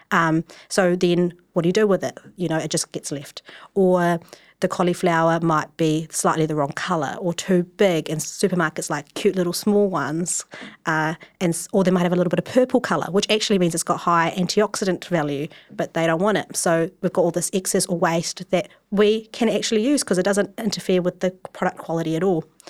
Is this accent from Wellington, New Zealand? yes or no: yes; Wellington, New Zealand; I'm from Wellington, and I grew up you know, typical Asian child, grew up in my pa-, dad's takeaway